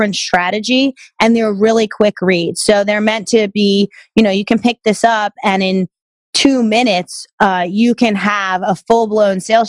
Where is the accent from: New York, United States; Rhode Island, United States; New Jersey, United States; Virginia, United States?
New York, United States; New York area, United States; growing up in the New York area